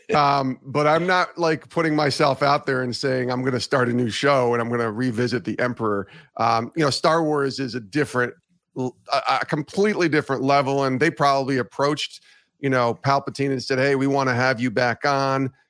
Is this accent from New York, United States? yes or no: yes; Ravena, New York, United States; also born or lived in Auburn, New York; I grew up in Albany, actually in Ravenna